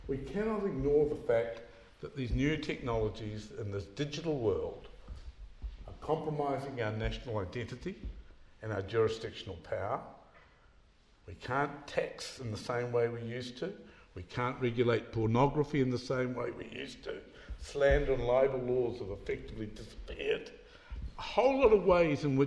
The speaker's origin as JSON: {"language": "English", "country": "New Zealand", "said": "being a New Zealander"}